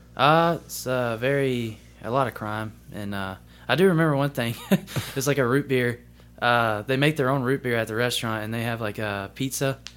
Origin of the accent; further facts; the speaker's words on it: Columbus, Mississippi, United States; also born or lived in Greenville, Mississippi; I'm from, uh, originally from Greenville, Mississippi, but I moved to Columbus when I was about three. So, I kinda grew up in Columbus, Mississippi.